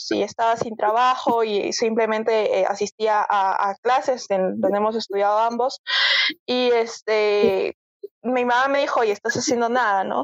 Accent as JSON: {"language": "Spanish", "region": "Arequipa", "country": "Peru", "said": "Sí, me corre el lava por las venas, definitivamente, soy recontra arequipeña."}